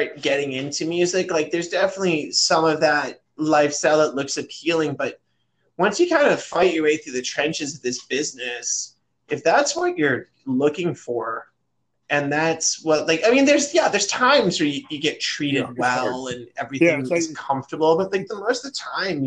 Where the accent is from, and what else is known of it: Toronto, Ontario, Canada